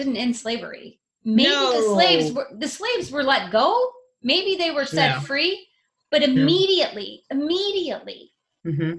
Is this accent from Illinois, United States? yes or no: yes; Illinois, United States; moved away; I grew up in Illinois